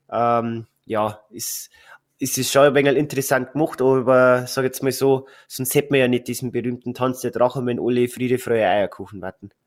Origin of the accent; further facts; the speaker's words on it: Bavaria, Germany; bei uns in Bayern